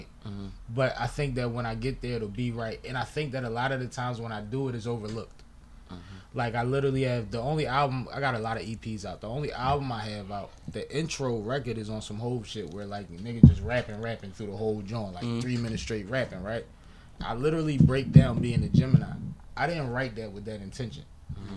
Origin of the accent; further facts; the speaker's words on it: Philadelphia, Pennsylvania, United States; I'm Philly playground uptown